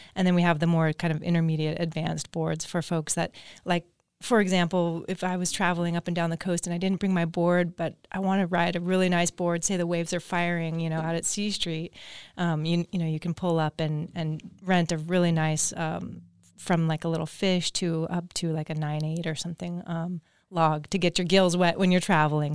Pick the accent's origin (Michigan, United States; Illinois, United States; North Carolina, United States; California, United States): California, United States; Agoura Hills; I grew up in Agora Hills, just down the road down here.